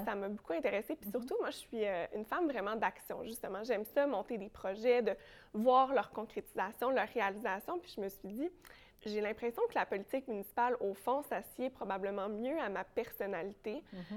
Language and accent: French; Sainte-Julie, Quebec, Canada; also born or lived in Longueuil; je, viens de la rive sud de Montréal, je viens de Sainte-Julie